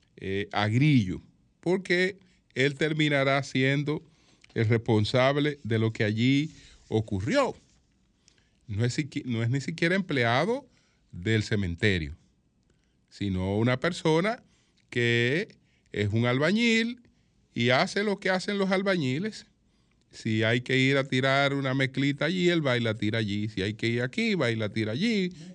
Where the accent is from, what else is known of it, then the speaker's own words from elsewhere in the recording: Dominican Republic; Nosotros somos parte del Caribe, pero no eh, tenemos una interactuación con el Caribe